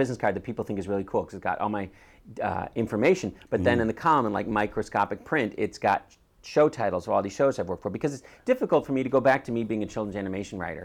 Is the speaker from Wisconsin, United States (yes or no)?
yes; Shorewood, Wisconsin, United States; moved away; when I say I'm from Milwaukee, I'm actually from Shorewood